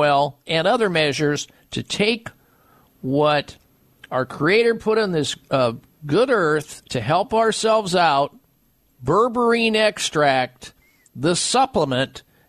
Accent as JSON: {"language": "English", "region": "Midwest", "country": "United States", "moved": "yes", "lives_now": "Arizona, United States", "said": "I'm from the Midwest."}